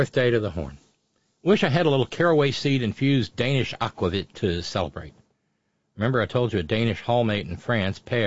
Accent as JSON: {"language": "English", "town": "Baltimore", "region": "Maryland", "country": "United States", "tie": "born or raised there", "also_born_or_lived": "Alabama", "moved": "yes", "said": "I grew up in Balmer"}